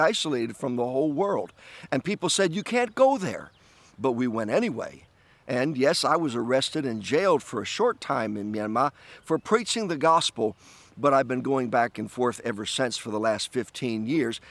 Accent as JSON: {"language": "English", "region": "New York", "country": "United States", "tie": "born or raised there", "said": "my home state of, of New York"}